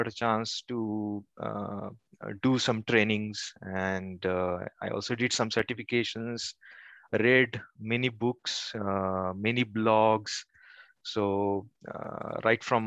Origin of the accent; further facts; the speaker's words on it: Kolhapur, Maharashtra, India; moved away as an adult; now in Pune, India; I have done my engineering in my hometown, which is Kolhapur